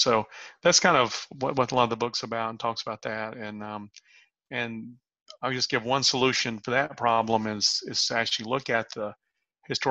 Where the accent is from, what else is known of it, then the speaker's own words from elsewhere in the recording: the South, United States; I'm from the South